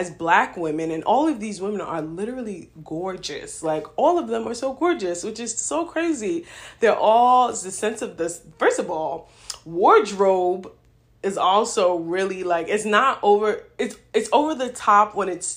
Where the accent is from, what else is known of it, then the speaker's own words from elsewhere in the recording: New York City, New York, United States; now in Philadelphia, United States; I grew up in New York